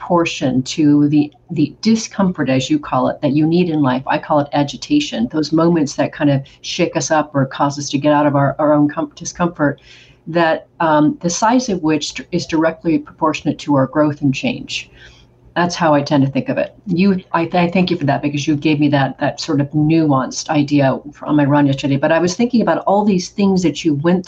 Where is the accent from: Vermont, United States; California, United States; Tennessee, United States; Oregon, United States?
Oregon, United States; moved away as an adult; also born or lived in Spain / Brazil; I'm from Oregon originally, small town, and then got the chance to live in Spain and Brazil in my mid-20s